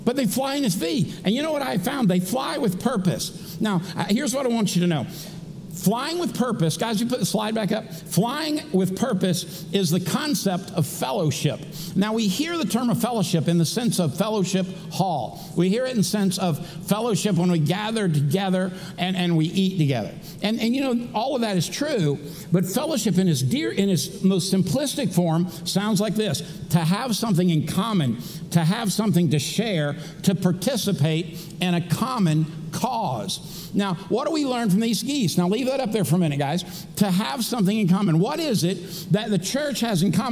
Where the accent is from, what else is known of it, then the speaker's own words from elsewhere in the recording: Daytona Beach, Florida, United States; I grew up in Daytona Beach, Florida, back in the day when you could go to the races for $5.